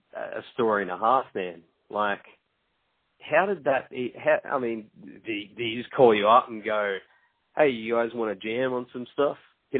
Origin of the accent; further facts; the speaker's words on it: Gold Coast, Queensland, Australia; they're from my hometown when I'm talking to you now on the Gold Coast.